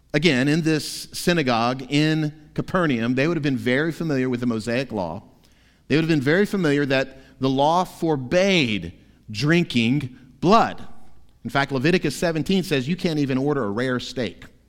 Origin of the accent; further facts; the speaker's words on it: Florida, United States; moved away; My home state of Florida